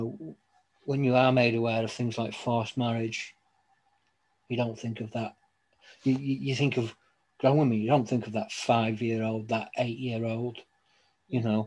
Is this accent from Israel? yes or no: no; Scotland, United Kingdom; I was born in Scotland